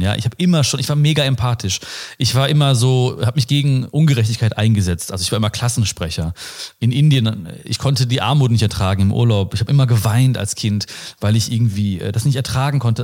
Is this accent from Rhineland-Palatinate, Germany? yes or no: no; Ruhr area, North Rhine-Westphalia, Germany; Ich komme aus dem Ruhrpott, wie man sieht und hört wahrscheinlich auch.